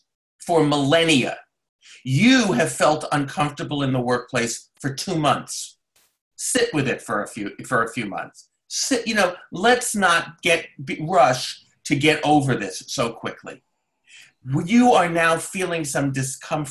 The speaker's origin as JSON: {"language": "English", "region": "New York", "country": "United States", "tie": "born or raised there", "said": "now I live in Brooklyn, New York, and I grew up in New York"}